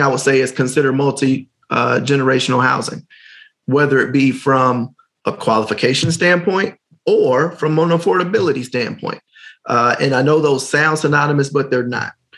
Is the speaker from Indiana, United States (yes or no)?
yes; Gary, Indiana, United States; I'm from Gary.